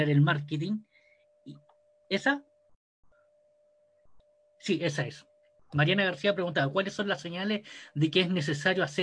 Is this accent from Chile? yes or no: yes; Chile; soy chileno, soy ingeniero en finanzas corporativas